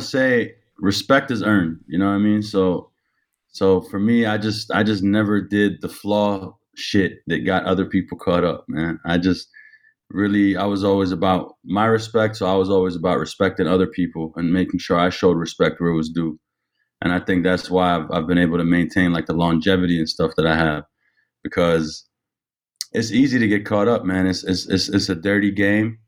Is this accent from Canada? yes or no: yes; Ottawa, Ontario, Canada; also born or lived in Toronto; I grew up in Ottawa